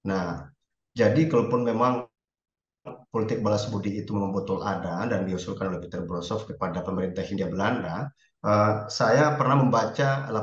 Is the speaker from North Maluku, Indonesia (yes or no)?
yes; North Maluku, Indonesia; Saya dari Maluku Utara, Pak.